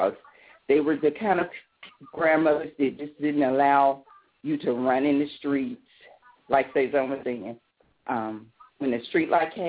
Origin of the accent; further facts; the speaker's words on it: Birmingham, Alabama, United States; born here in Birmingham, Alabama, February the 1st, 1971.